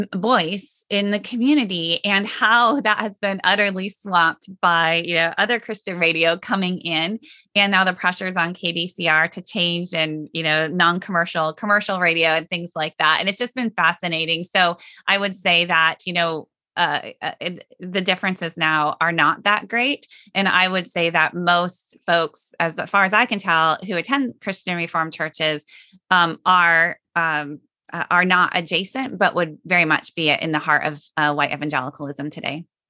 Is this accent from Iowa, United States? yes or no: yes; Sioux Center, Iowa, United States; moved away as an adult; I grew up in Sioux Center